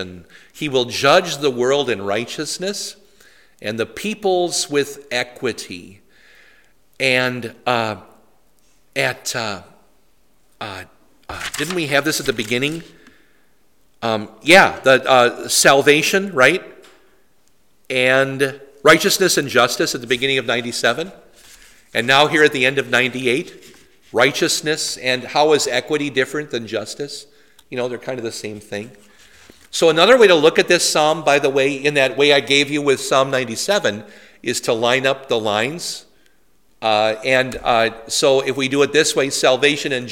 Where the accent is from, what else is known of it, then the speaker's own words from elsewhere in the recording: Poynette, Wisconsin, United States; My hometown radio station was WIBU